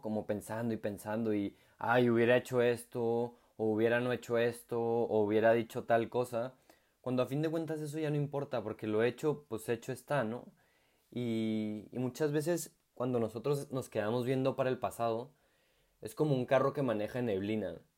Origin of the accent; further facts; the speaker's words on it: Chihuahua, Mexico; moved away as an adult; now in Santiago, Chile; soy eh, de la ciudad de Chihuahua, México, y actualmente soy colaborador en Santiago de Chile